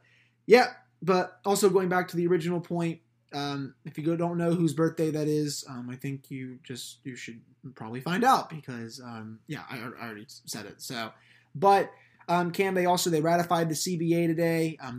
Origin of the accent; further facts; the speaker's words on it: Canada; I'm not going to root for Canada to be my home country.